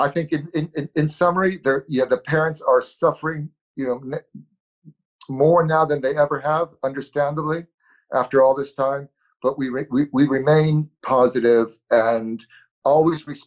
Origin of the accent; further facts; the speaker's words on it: United States; I am a proud American